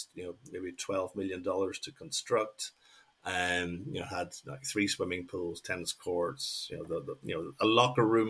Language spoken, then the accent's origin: English; Northern Ireland, United Kingdom; moved away as an adult; also born or lived in Mexico; what I grew up with in Northern Ireland